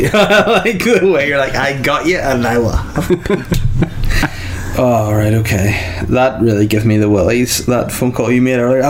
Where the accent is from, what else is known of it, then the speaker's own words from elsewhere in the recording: Ireland; I'm Irish.